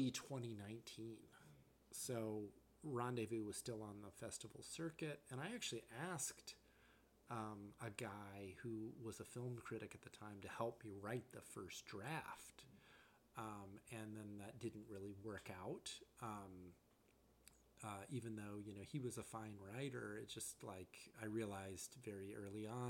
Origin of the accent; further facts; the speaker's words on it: Charlotte, North Carolina, United States; now in Chicago, United States; my parents, you know, were conservative when I was growing up, like a lot of you know, parents in Charlotte, North Carolina in the 1980s